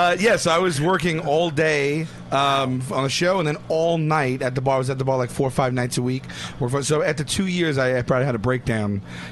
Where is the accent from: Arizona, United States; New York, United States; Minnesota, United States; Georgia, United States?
New York, United States; New York City; Staten Island originally, yeah.